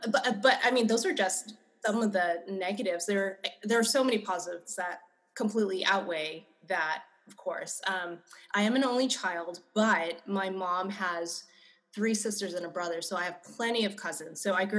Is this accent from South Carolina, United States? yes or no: no; Monterey Park, California, United States; Growing up in Monterey Park, I felt like I was just like one of many